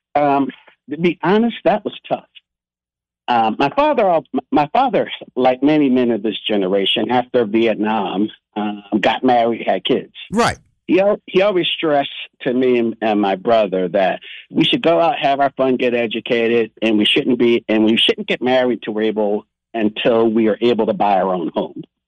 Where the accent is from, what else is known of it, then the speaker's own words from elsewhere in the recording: Miami, Florida, United States; I grew up in the inner city of Miami.